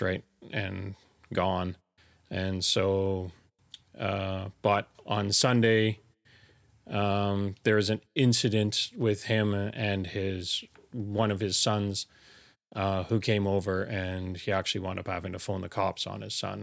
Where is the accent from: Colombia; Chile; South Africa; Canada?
Canada; Elkford, British Columbia; also born or lived in Fort Langley, British Columbia; raised, you know, from grade one on, uh, in Elkford all the way up until grade twelve